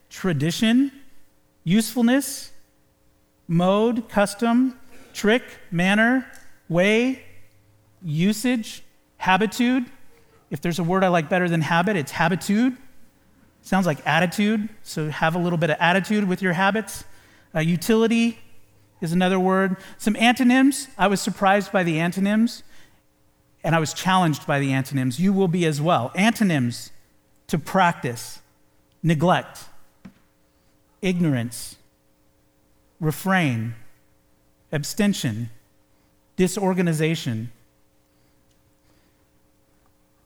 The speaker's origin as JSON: {"language": "English", "country": "United States", "said": "We are followers of Jesus Christ first, and Americans second"}